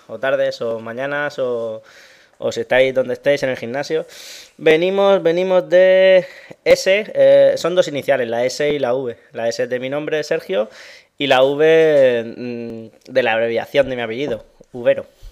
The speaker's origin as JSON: {"language": "Spanish", "region": "Region of Murcia", "country": "Spain", "said": "me considero murciano."}